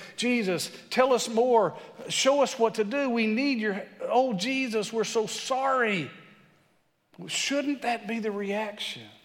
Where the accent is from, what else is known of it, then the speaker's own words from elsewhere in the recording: West Texas, United States; I'm from West Texas